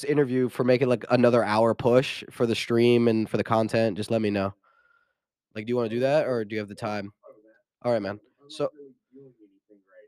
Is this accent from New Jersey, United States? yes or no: no; Florida, United States; I was born in Florida.